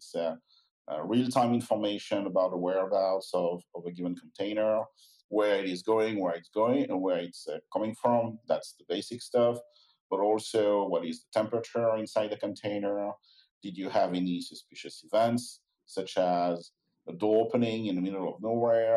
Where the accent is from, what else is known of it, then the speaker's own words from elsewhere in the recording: France; accent: French; I'm keeping my French accent